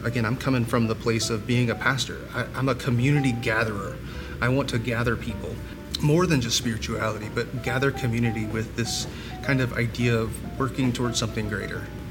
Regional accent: Columbia, South Carolina, United States; I'm from Columbia, and we are a military town

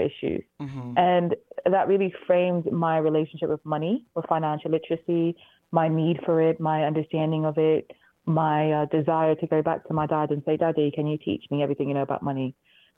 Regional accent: Manchester, North West England, United Kingdom; I was raised in Manchester, England

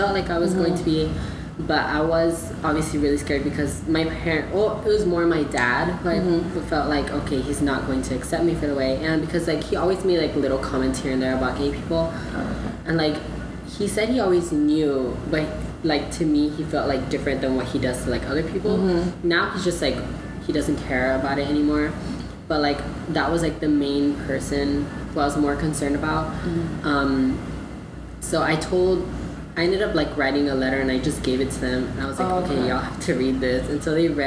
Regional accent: Dallas, Texas, United States; now in Rio Grande Valley, United States; I'm originally from Dallas.

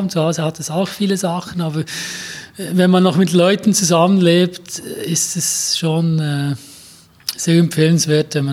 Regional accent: Grenchen, Solothurn, Switzerland; ich bin in Gähnchen aufgewachsen, ja. das ist so das Detroit der Schweiz, also 70er Jahre äh, Uhrenindustriezusammenbruch, ein Viertel der Bevölkerung weniger.

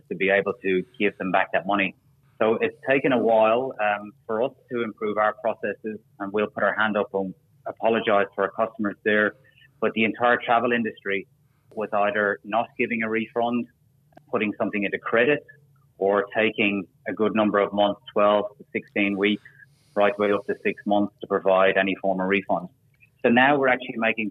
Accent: Ireland; now in Australia; I'm an Irishman

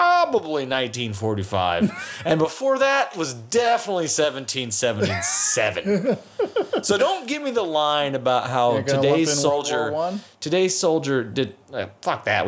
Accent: United States; as an American

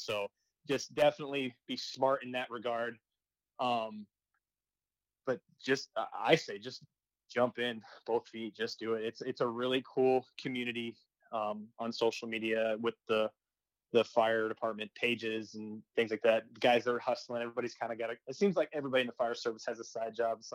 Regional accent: Arizona, United States; I'm from Arizona

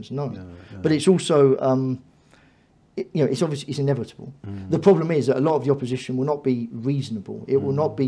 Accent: London, United Kingdom; I was brought up in East London, and I've seen changes in my local area and my community

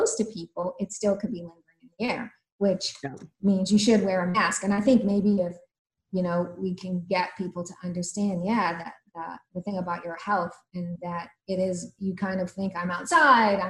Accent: Baltimore, Maryland, United States; moved away as an adult; also born or lived in New Orleans; I grew up in Baltimore. I moved to New Orleans in my 20s, but I spent my childhood in Baltimore

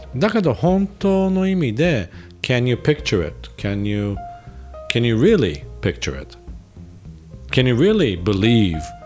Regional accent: Japan; moved away; ここで生まれ育った

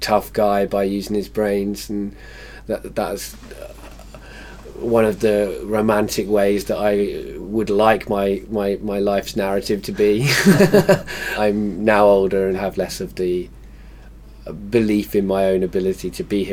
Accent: Wales, United Kingdom; also born or lived in England; Having lived in Wales for a lot of my life and being English

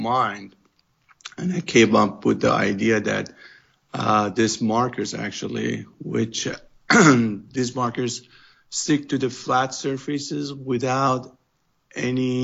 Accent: Iran; English is a second language; moved away as an adult; now in Southern California, United States; because I came from Iran

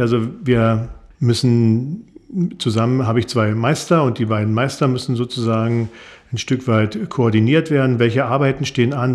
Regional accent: Kleinmachnow, Brandenburg, Germany; ich komme aus Kleinmachnow, bin da auch geboren

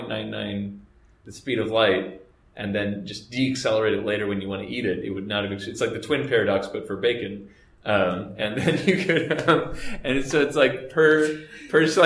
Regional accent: Texas, United States; I'm from Texas

